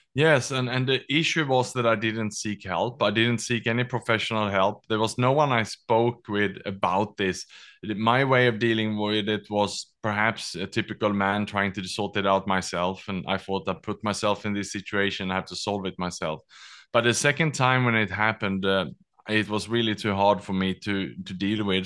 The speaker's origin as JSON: {"language": "English", "country": "Sweden", "tie": "born or raised there", "also_born_or_lived": "Australia / Southeast Asia", "moved": "yes", "lives_now": "Singapore", "said": "I was born in Sweden, educated in Australia, and then I lived and worked the last twenty years in Southeast Asia"}